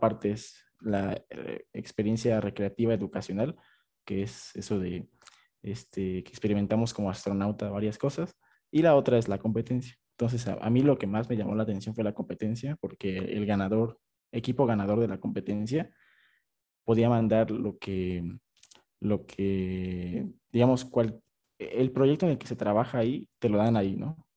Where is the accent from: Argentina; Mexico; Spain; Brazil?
Mexico; Oaxaca; moved away as an adult; Yo soy de Oaxaca